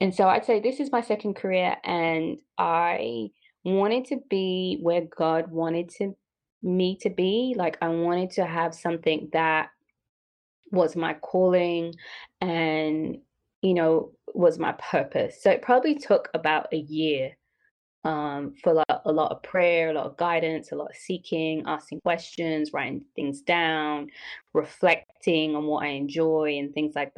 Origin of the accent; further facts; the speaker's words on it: London, United Kingdom; moved away as an adult; I am from London and I was born and raised. So I came here when I was 26.